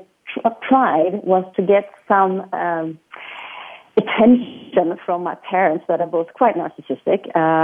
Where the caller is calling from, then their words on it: Sweden; I am calling from Sweden.